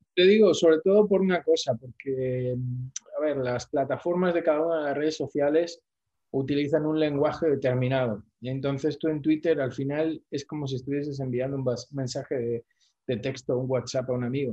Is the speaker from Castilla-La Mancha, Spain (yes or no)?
no; Oviedo, Asturias, Spain; now in Bolivia; España, que es de donde yo soy